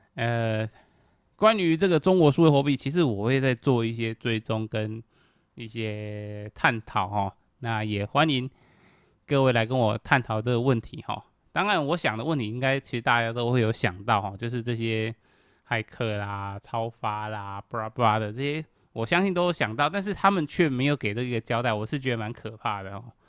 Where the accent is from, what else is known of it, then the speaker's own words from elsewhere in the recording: Kaohsiung, Taiwan; 我是一个高雄人